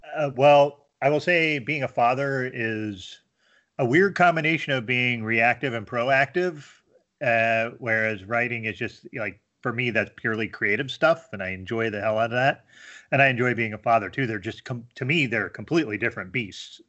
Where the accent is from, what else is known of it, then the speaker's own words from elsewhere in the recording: rural Pennsylvania, United States; moved away as an adult; also born or lived in Miami, Florida / Harrisburg, Pennsylvania / Scranton, Pennsylvania; now in Binghamton, United States; my formative years were in, uh, very rural P